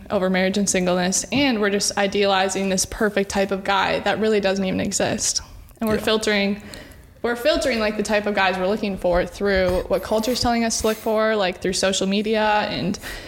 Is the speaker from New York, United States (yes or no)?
no; Appleton, Wisconsin, United States; also born or lived in Madison, Wisconsin; I am from Appleton, but I've gone to UW-Madison the past 3 years